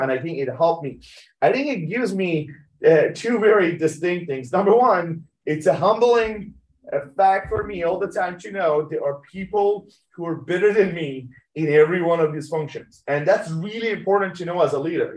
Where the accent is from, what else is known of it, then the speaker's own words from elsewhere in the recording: Tehran, Tehran Province, Iran; moved away; I was born in Iran, Tehran